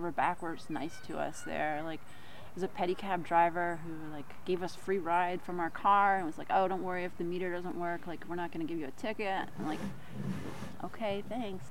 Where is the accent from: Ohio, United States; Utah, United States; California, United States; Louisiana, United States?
Louisiana, United States; New Orleans; I'm from New Orleans